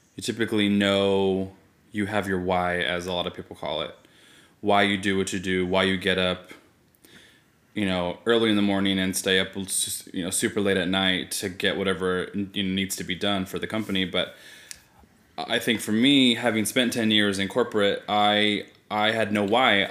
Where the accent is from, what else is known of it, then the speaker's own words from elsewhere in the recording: Fresno, California, United States; I am born and raised in Fresno